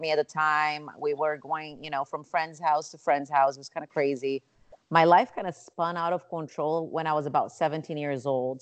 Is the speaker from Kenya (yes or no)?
no; Rio de Janeiro, Brazil; moved away as an adult; now in Chicago, United States; I was born and raised in Rio de Janeiro, Brazil